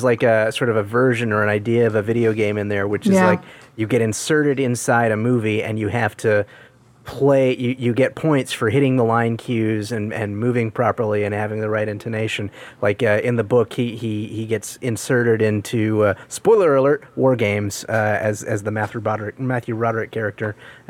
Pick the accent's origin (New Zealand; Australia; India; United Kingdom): United Kingdom; England; I'm English.